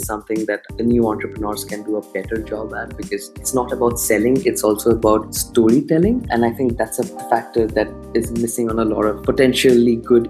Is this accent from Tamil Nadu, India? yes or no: no; Kolkata, West Bengal, India; also born or lived in Hyderabad / Pune; I belong to a city called Calcutta.